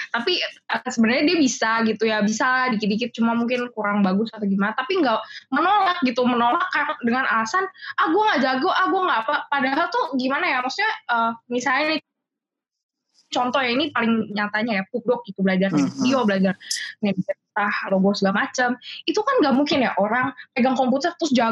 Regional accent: Cilegon, Banten, Indonesia; jadi gue bukan orang Jakarta gue orang Cilegon

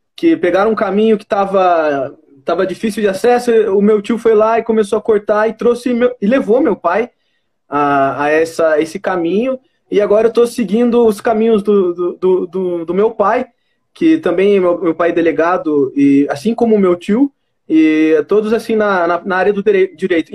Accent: Itapetininga, São Paulo, Brazil; Eu sou de Tapetininga, mas meu, minha, meu vínculo em Guarei é, é muito forte

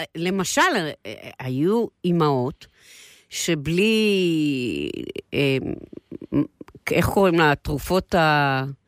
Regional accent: Israel; נולדנו ב-49, אוקיי? אוקיי. ואנחנו הילדים הראשונים של מדינת ישראל, הצברים

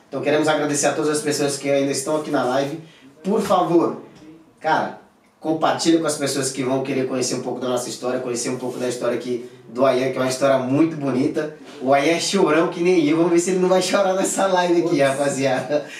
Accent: Jacundá, Pará, Brazil; moved away; Eu sou lá de Jacundá, tinha 55 mil habitantes quando eu morava lá

